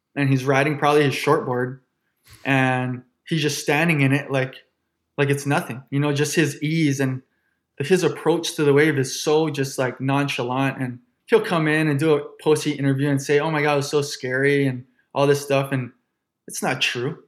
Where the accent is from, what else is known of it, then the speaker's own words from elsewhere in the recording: Honolulu, Hawaii, United States; I'm born and raised in Honolulu, Hawaii.